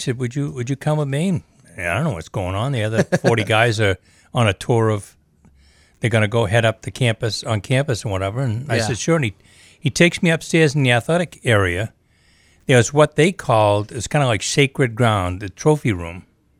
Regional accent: Maine, United States; I'm a kid from Maine. I went to Brewer High School. I only went to high school there, though. I didn't grow up there. We moved quite a few times.

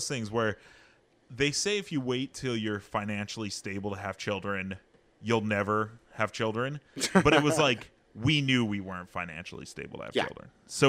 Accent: Hanford, California, United States; also born or lived in Kansas; I was born in Kansas. Mm-hmm. She was born in Hanford, but I've lived in Hanford my whole life.

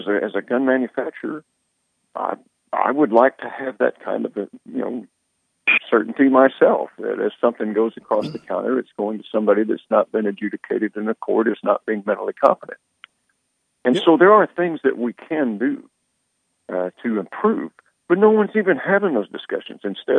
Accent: Oklahoma, United States; I'm a Republican from Oklahoma.

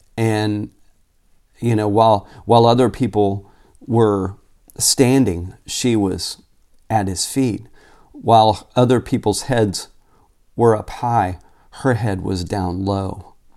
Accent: Tulsa, Oklahoma, United States; moved away as an adult; also born or lived in Phoenix, Arizona; I grew up in Tulsa, Oklahoma, and was born and raised there, lived there until I was twenty-five years old when I moved to Phoenix

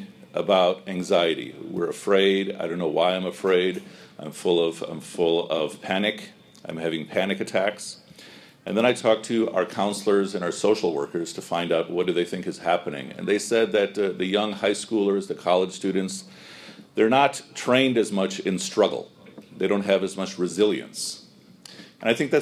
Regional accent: Chicago, Illinois, United States; I grew up here in Chicago, you know, for mashallah more than 40 years

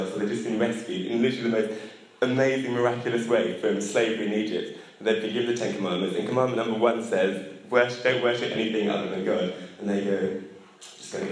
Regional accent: England, United Kingdom; as English people

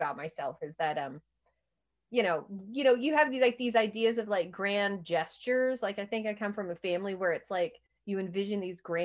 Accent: Texas, United States; moved away as an adult; also born or lived in Memphis, Tennessee / Houston / Cincinnati; I grew up in Texas and I graduated high school in Texas

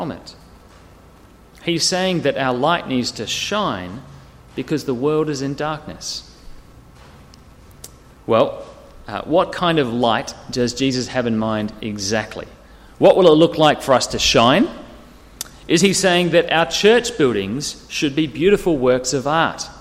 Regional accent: near Wellington, New Zealand; now in Sydney, Australia; I grew up in New Zealand, and we used to live in a valley. It was a big valley near Wellington with hills either side.

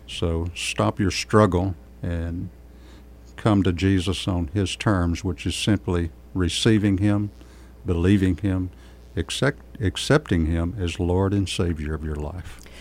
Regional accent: Kerrville, Texas, United States; I was born and raised in Kerrville

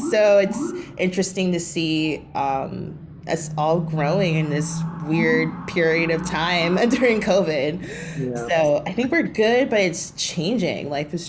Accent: New York City, New York, United States; I lived there till I was 27. So I grew up in Brooklyn. I went to lower middle school, high school, college in Brooklyn, in northern Brooklyn, did not leave.

